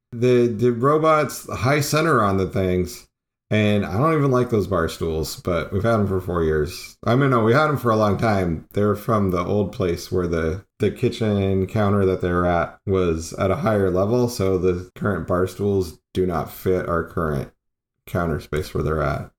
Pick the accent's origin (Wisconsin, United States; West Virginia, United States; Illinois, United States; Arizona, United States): Arizona, United States; I grew up in Arizona